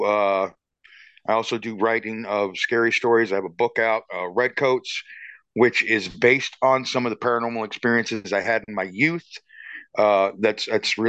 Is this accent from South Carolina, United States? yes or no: yes; Georgetown, South Carolina, United States; I grew up in Georgetown, South Carolina